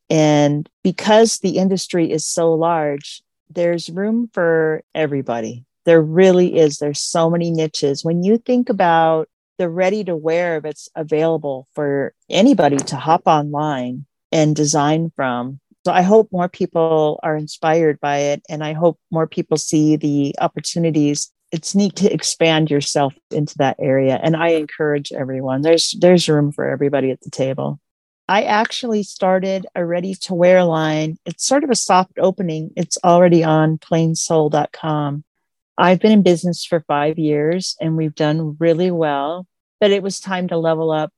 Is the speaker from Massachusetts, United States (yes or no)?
no; Missoula, Montana, United States; moved away as an adult; now in Crow Country, Montana, United States; I grew up in the Missoula area, which is in the western part of our state, but I've been here in Crow Country for 30 years.